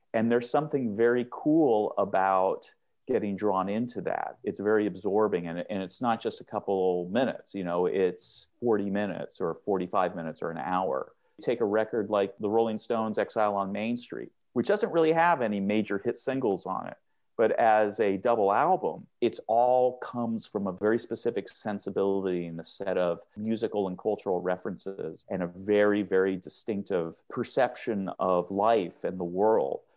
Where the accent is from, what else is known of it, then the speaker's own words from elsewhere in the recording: Seattle, Washington, United States; I grew up in Seattle